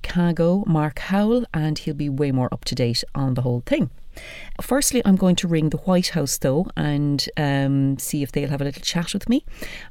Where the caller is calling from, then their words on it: Ireland; I'm calling from Ireland.